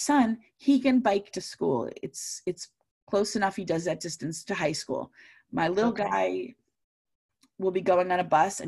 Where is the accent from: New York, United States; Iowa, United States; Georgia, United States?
New York, United States; Long Island; I grew up in Long Island